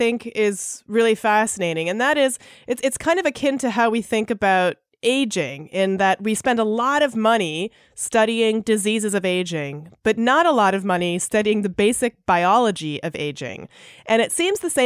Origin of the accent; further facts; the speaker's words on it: Canada; I grew up in Canada